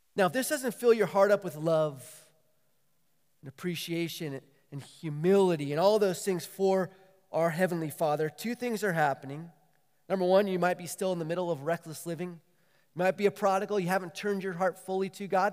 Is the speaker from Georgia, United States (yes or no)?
no; San Diego, California, United States; moved away as an adult; also born or lived in Waco, Texas; growing up in San Diego